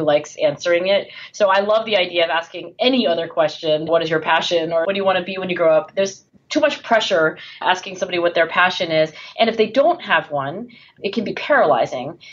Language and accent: English; Philadelphia, Pennsylvania, United States; my hometown of Philadelphia